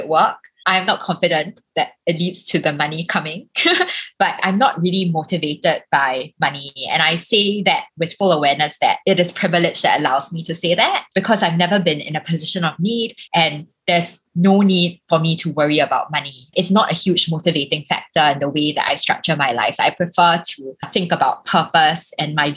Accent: Singapore; I am a Singaporean

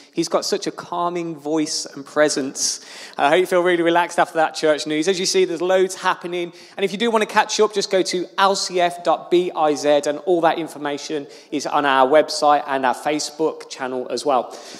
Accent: Birmingham, West Midlands, United Kingdom; now in Luton, United Kingdom; So I'm obviously not a Lutonian, I'm a Brummie by birth

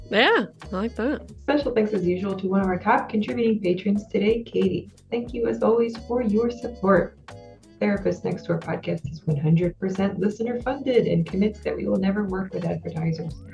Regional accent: New Jersey, United States; now in Pennsylvania, United States; I am an LPC from Pennsylvania. That's licensed professional counselor. I'm a transplant from South Jersey.

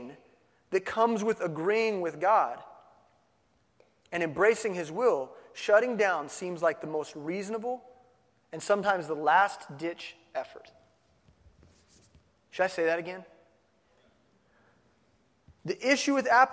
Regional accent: Midwest, United States; I grew up in the Midwest. I'm a no-coaster.

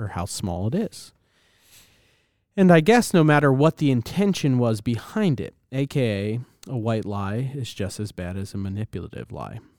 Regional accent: United States; as an American

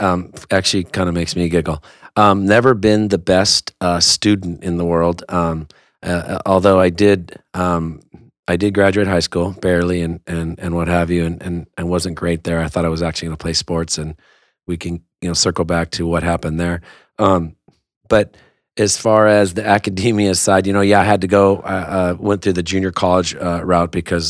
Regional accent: West Covina, California, United States; we're both from West Covina.

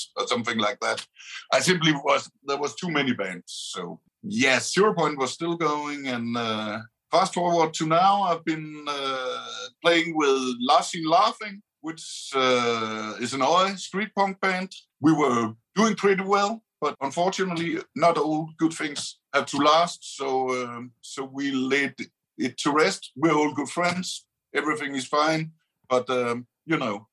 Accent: Aarhus, Central Denmark Region, Denmark; so that's where I'm from, and I've lived all my life

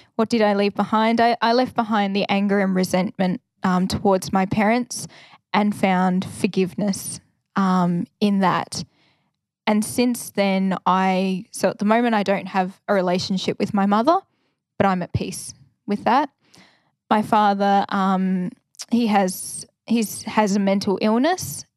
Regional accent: Ballarat, Victoria, Australia; also born or lived in Bendigo / Wodonga / Alice Springs; I grew up in Ballarat

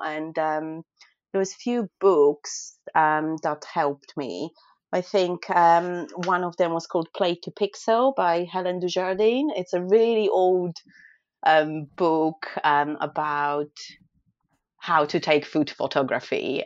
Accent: Poland; moved away as an adult; now in United Kingdom; I'm originally from Poland, um, but I live and work in the UK as a food photographer

